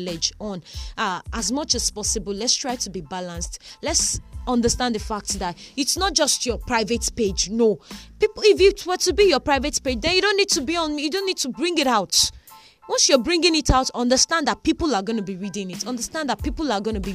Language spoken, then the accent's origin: English; Southwest Nigeria, Nigeria; also born or lived in Osun State / Kwara State; I grew up probably in Osun State. I grew up around Kwara State. I grew up in Southwest Nigeria.